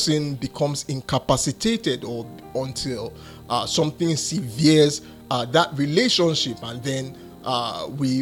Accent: Nigeria; I come from Nigeria and I reside in Nigeria

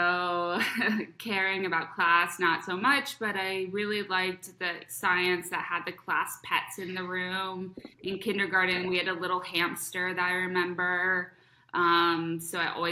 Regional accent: Cincinnati, Ohio, United States; moved away; I grew up in Cincinnati, Ohio

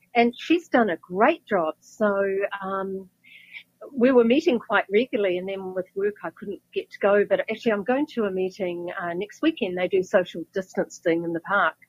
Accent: Wellington, New Zealand; moved away as an adult; now in California, United States; my hometown, Wellington

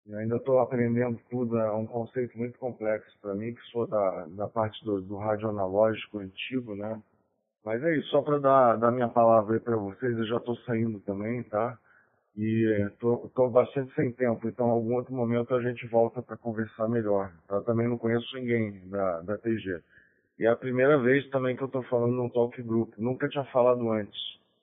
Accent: São Paulo, Brazil; now in Rio de Janeiro, Brazil; Mas na verdade eu sou paulista, é, nasci em São Paulo, tá? Tenho 52 anos e moro no Rio

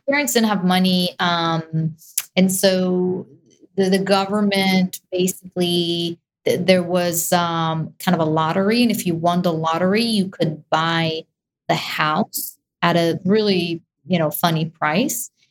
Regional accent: Israel; moved away; I was definitely born there and raised in Israel.

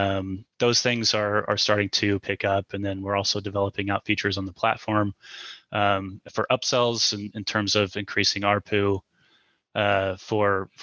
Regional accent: the Midwest, the Show Me State, Missouri, United States; we're from the Midwest, a show me state, so we're very frugal. You know, we grew up lower middle class

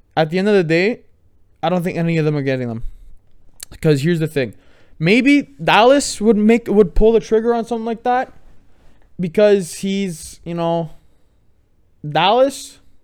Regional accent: Canada; I'm a Canadian

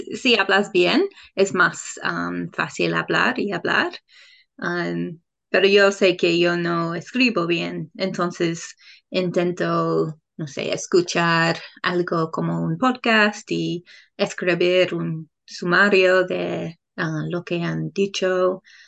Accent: England, United Kingdom; Spanish is a second language; moved away as an adult; now in New Zealand; soy de Inglaterra, pero vivo en Nueva Zelanda.

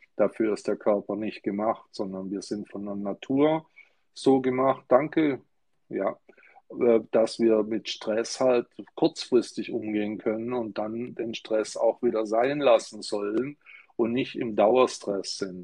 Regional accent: Stuttgart, Baden-Württemberg, Germany; ich bin in Stuttgart geboren

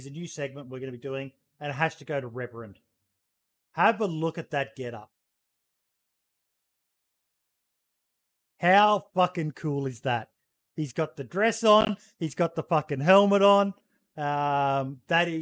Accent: Australia; I'm an Aussie.

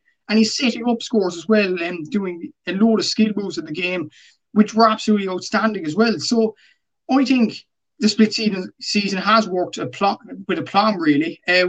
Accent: Cork, Munster, Ireland; I'm from Cork.

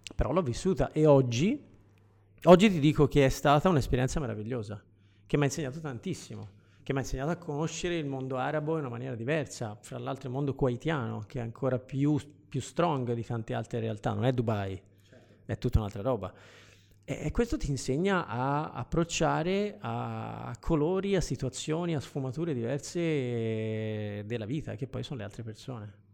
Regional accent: Florence, Tuscany, Italy; io sono di Firenze

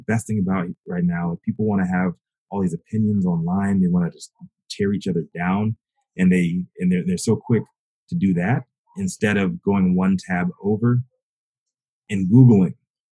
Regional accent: the South, United States; I'm from the South

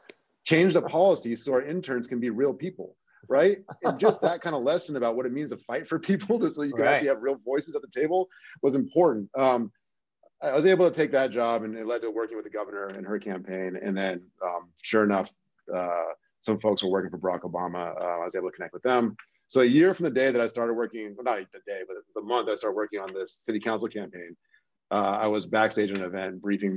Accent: Seattle, Washington, United States; I'm from the Seattle area.

